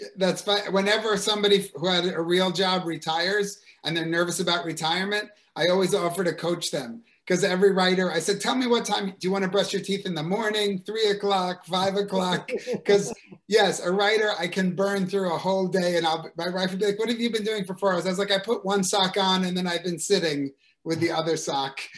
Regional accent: United States; as an American

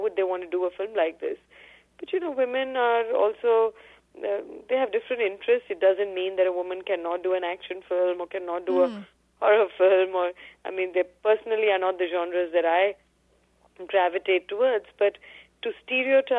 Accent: Delhi, India; I grew up in Delhi, and I continued by choice to stay in Delhi

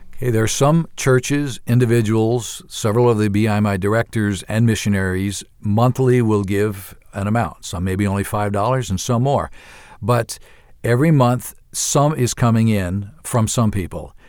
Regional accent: New York, United States; moved away as an adult; also born or lived in Ivory Coast / Uganda; I'm from New York originally

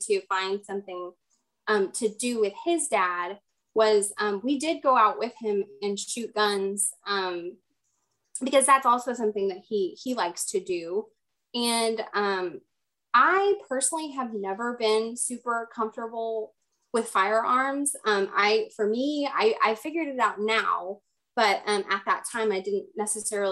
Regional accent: Texas, United States; I grew up in Texas

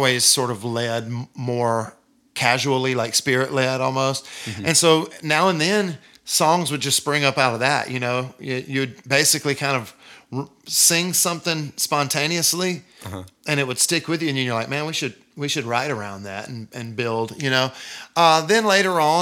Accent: Deep South, United States; I'm from the Deep South, and I'm from, like, the buckle of the Bible Belt

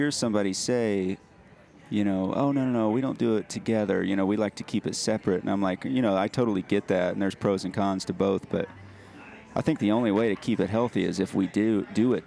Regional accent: Nashville, Tennessee, United States; I grew up in Nashville, so music was always around.

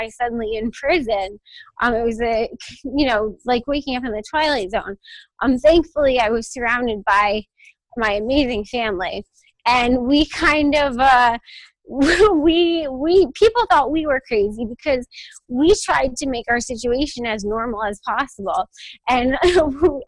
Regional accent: Connecticut, United States; also born or lived in New York; I'm from Connecticut. And that's kind of where I've been.

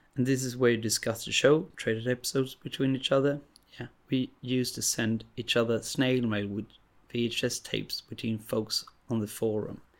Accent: Sweden; English is a second language; I'm from Sweden

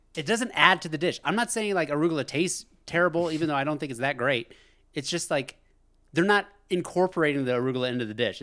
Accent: United States; As an American

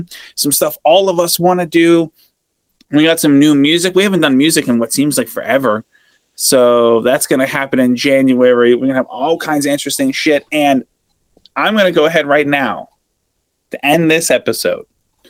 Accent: Australia; I'm Australian.

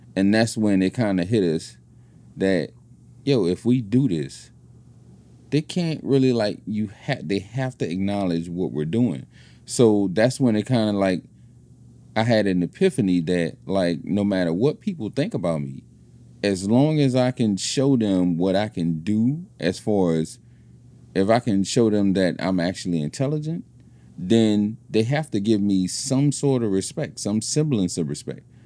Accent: New Orleans, Louisiana, United States; moved away as an adult; I was from New Orleans

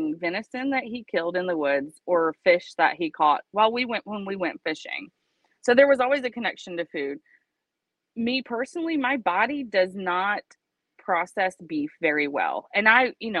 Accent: Georgia, United States; moved away; I grew up in Georgia

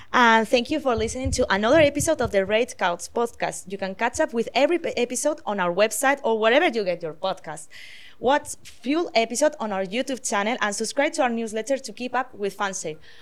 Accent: Spain; now in Canada; I am from Spain

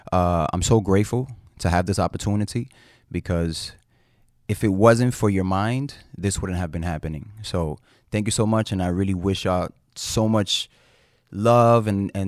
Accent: Manhattan, New York, United States; And, yeah, I grew up in Uptown Manhattan in Dyckman. So if you're from Dyckman, what's up, y'all?

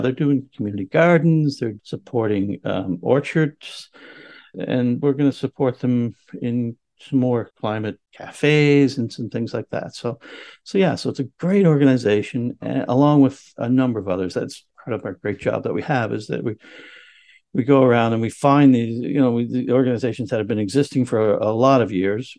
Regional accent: Canada; moved away as an adult; I care about this area because I have lived here for 25 years. I immigrated from Canada in 1999 to live with my now wife. And it's where I raised my family.

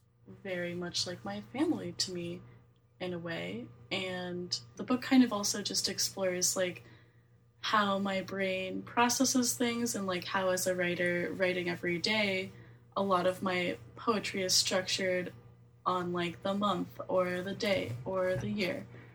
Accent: Midwest, United States; born or raised there

